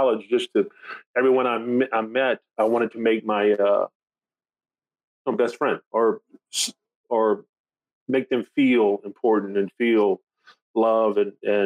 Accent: Thibodaux, Louisiana, United States; also born or lived in Lafayette, Louisiana; I grew up in Thibodaux

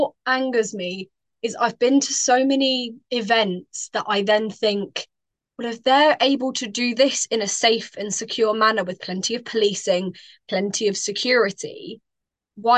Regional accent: Bedford, East of England, United Kingdom; I'm from Bedford, which, while it is a very inclusive town in all aspects

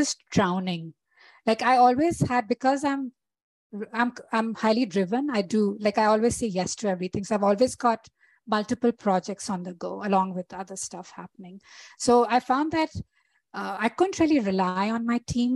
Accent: India; moved away as an adult; also born or lived in Toronto, Canada; now in Calgary, Canada; I trained as an architect in India, which is my home country.

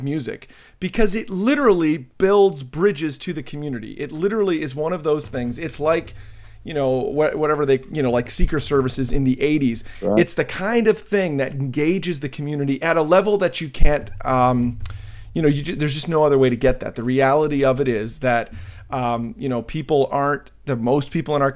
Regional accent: New Jersey, United States; I'm from Jersey

